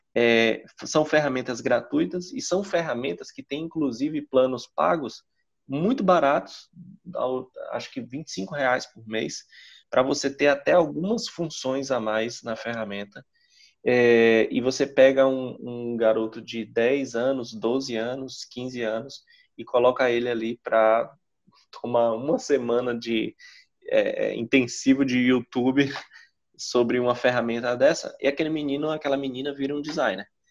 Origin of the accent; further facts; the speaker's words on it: interior of Bahia, Brazil; na minha cidade, eu venho de uma cidade de interior, interior da Bahia